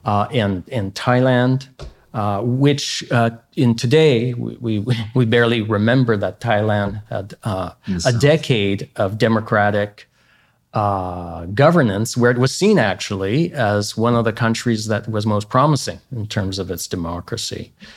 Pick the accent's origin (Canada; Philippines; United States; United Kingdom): Canada; as a Canadian